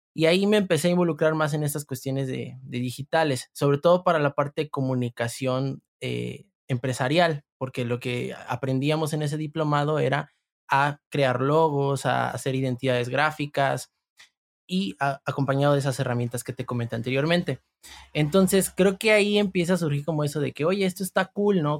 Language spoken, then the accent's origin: Spanish; Veracruz, Mexico; yo soy del estado de Veracruz